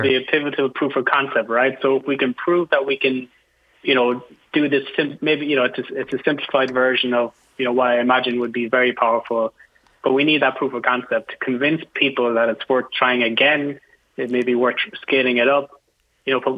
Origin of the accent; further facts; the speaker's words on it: Ireland; now in United States; I'm from Ireland